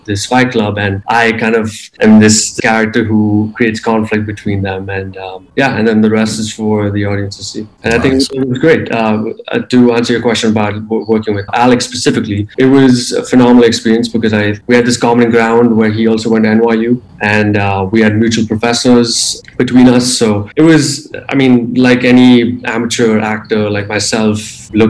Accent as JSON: {"language": "English", "town": "Bangalore", "region": "Karnataka", "country": "India", "tie": "born or raised there", "also_born_or_lived": "California / New York", "moved": "as an adult", "said": "Yeah, I grew up in Bangalore. I was born in California, but I moved to India when I was just a few months old."}